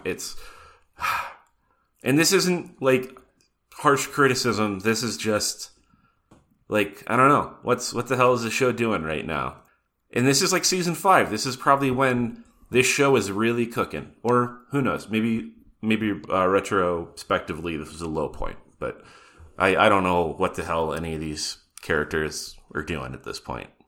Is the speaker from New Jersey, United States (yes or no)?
no; Butte, Montana, United States; growing up in Butte, Montana